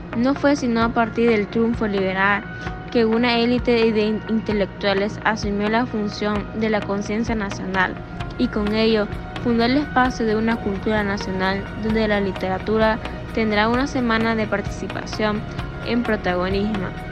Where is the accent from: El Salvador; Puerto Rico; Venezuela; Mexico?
El Salvador; la literatura salvadoreña es la historia que nos representa como salvadoreños